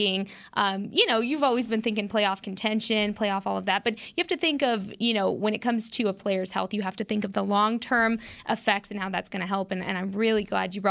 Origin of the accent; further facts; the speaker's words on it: El Paso, Texas, United States; I'm from the El Paso area